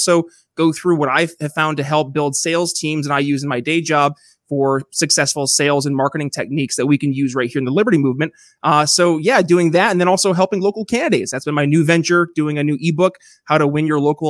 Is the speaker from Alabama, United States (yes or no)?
no; Northern New York, United States; moved away as an adult; also born or lived in Philadelphia; now in Eastern Indiana, United States; I'm from a small town originally myself up in Northern New York